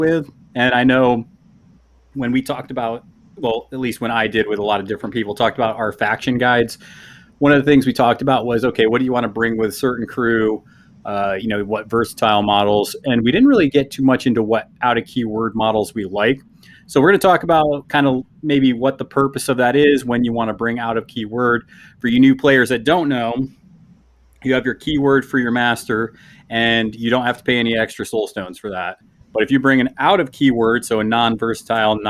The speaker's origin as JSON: {"language": "English", "region": "New York", "country": "United States", "said": "I'm from New York"}